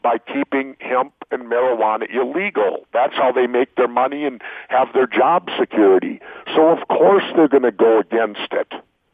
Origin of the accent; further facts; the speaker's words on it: Minneapolis, Minnesota, United States; I grew up in South Minneapolis, right in the inner city